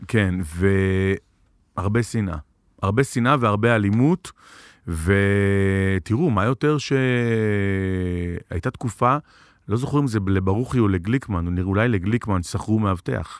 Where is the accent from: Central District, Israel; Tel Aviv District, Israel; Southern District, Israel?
Tel Aviv District, Israel; Tel Aviv; גדלתי בתל אביב, ואימא שלי נולדה בתל אביב